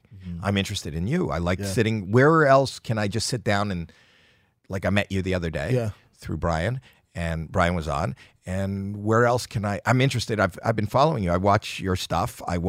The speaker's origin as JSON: {"language": "English", "town": "Toronto", "region": "Ontario", "country": "Canada", "tie": "born or raised there"}